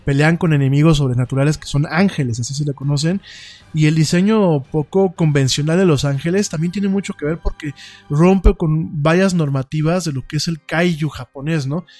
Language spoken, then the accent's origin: Spanish; Mexico; nosotros como mexicanos